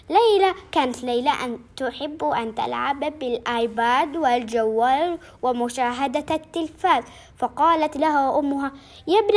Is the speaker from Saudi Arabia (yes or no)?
no; Nablus, West Bank, Palestine; وإحنا من نابلس